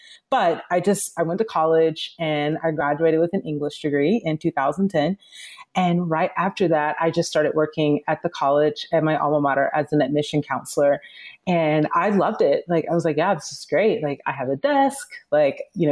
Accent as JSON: {"language": "English", "town": "Atlanta", "region": "Georgia", "country": "United States", "moved": "yes", "lives_now": "Los Angeles, United States", "said": "I'm originally from the South. I'm from Atlanta, Georgia, and I currently live in Los Angeles."}